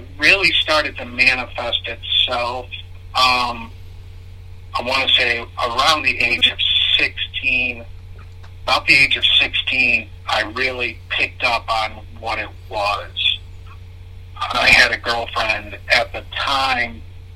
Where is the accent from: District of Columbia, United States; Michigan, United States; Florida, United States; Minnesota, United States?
Michigan, United States; also born or lived in Connecticut; We moved from Connecticut to Michigan, and then Ada, Belding, Greenville. But in Ada or in Belding, we lived in three homes